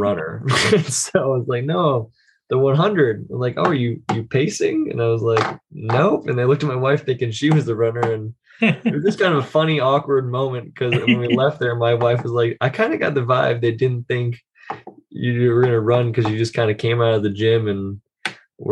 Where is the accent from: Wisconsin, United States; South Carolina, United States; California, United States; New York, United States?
New York, United States; Buffalo; now in Austin, United States; I'm actually from Buffalo, New York, but I did move here to Austin, Texas back in 2012